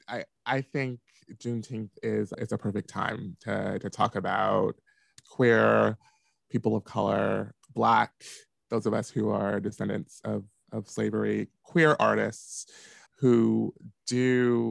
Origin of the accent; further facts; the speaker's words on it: Washington, District of Columbia, United States; moved away as an adult; now in Chicago, United States; I'm originally from Washington, D.C. proper, and I grew up in Southeast D.C.